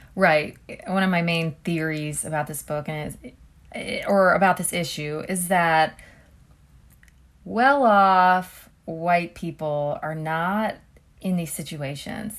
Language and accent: English; Columbus, Ohio, United States; moved away as an adult; now in Cleveland, United States; in Columbus is where I'm from